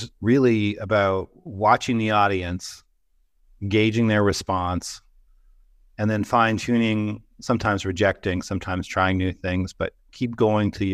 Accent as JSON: {"language": "English", "country": "Canada", "tie": "born or raised there", "said": "I knew Canada pretty well as a growing up in Canada."}